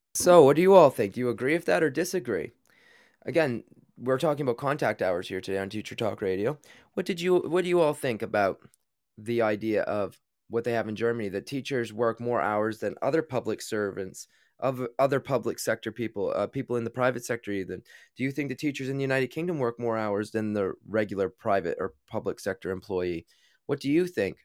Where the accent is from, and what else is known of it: Canada; born or raised there; moved away as an adult; now in London, United Kingdom